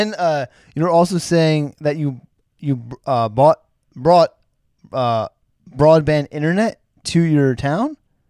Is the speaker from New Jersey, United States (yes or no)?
yes; New Jersey suburbs, United States; I'm from the burbs. I'm from New Jersey's burbs.